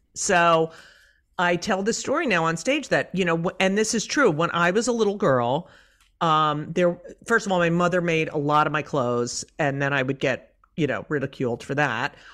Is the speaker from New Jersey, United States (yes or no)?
yes; Clark, New Jersey, United States; also born or lived in Elizabeth, New Jersey; in New Jersey, in Clark